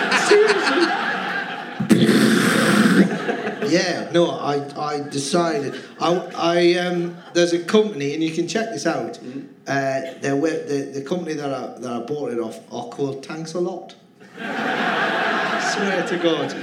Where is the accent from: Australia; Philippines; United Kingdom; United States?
United Kingdom; Cramlington, North East England; also born or lived in Newcastle upon Tyne; I grew up in Cramlington